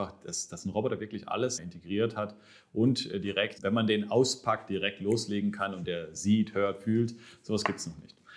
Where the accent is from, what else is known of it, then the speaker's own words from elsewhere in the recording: Baden-Württemberg, Germany; Ich, ich bin Schwabe. Also